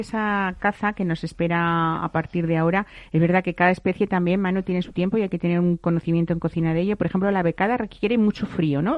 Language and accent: Spanish; Castilla-La Mancha, Spain; yo soy castellano manchega, ¿eh? por los cuatro costados